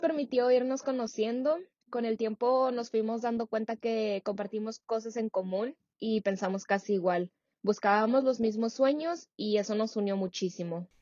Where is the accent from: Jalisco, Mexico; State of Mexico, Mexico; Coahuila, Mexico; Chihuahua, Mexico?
Coahuila, Mexico; Saltillo; moved away as an adult; now in San Francisco, United States; nací y crecí en México, en Saltillo, pero como les comenté, actualmente vivo en San Francisco.